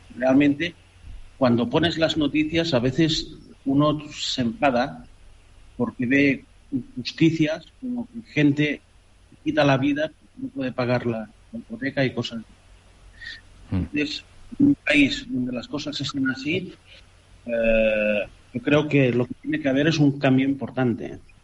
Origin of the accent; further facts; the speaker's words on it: Canary Islands, Spain; moved away as an adult; also born or lived in Catalonia; now in Qatar; soy un canario nacido en Cataluña